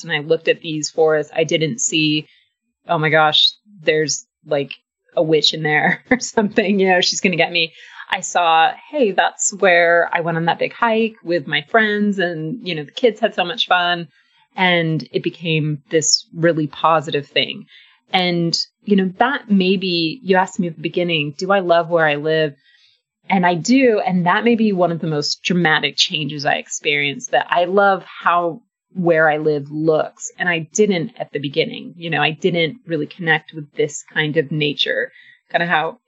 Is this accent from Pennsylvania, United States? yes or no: no; Southern California, United States; also born or lived in Austin, Texas; now in Blacksburg, United States; I'm from California, grew up in Southern California